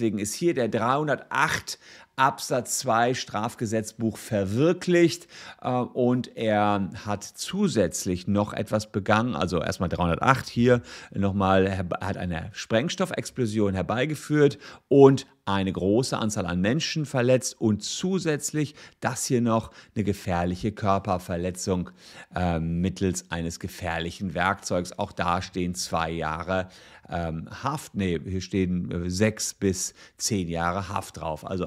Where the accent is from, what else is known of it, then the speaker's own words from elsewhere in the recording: Cologne, North Rhine-Westphalia, Germany; Als Kölner verschweigt man das halt schon mal gerne.